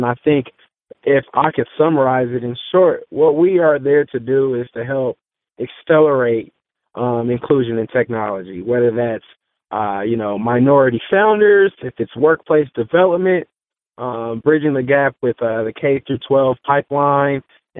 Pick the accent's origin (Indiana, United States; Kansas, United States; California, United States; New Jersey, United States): Indiana, United States; Indianapolis; moved away as an adult; now in Dallas, United States; I'm just a kid from Indy. That's kind of how I position myself. I'm from Indianapolis, 28, born and raised in Indianapolis.